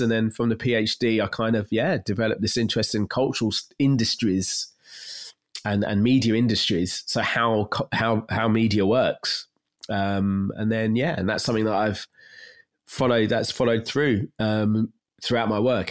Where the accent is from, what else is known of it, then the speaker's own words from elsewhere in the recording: London, United Kingdom; I grew up in North East London, not far from where I am now